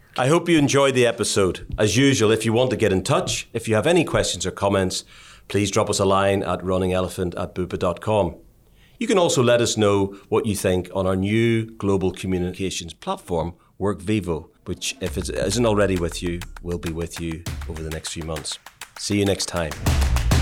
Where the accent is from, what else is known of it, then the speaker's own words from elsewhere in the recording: Ireland; the way I was brought up in Ireland